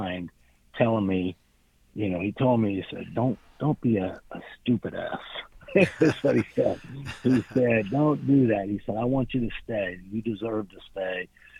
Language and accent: English; Miami, Florida, United States; I grew up in Miami.